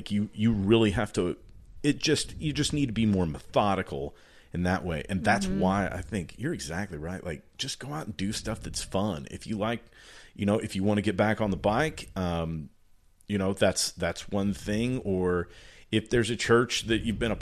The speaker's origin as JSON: {"language": "English", "region": "the Ozarks", "country": "United States", "said": "I'm from the Ozarks"}